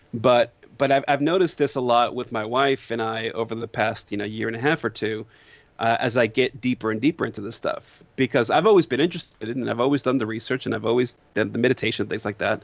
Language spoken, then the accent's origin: English; Northeast, United States; moved away; I grew up in the Northeast